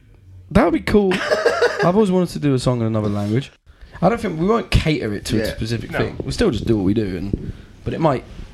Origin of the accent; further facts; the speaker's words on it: England, United Kingdom; we're from England